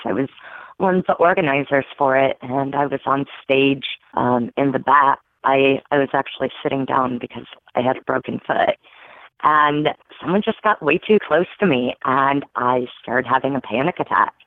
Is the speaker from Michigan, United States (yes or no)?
yes; Michigan, United States; born or raised there